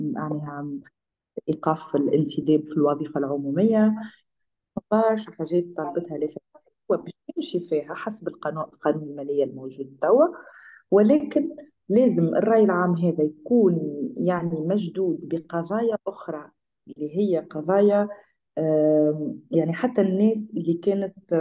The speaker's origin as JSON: {"language": "Arabic", "country": "Tunisia", "said": "أنا كتونسية"}